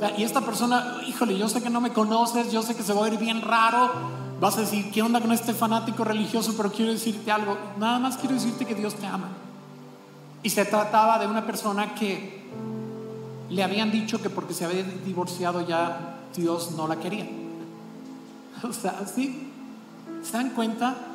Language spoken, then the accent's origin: Spanish; Celaya, Guanajuato, Mexico; moved away; Yo me crié en Guanajuato a media hora de San Miguel Allende, en Celaya.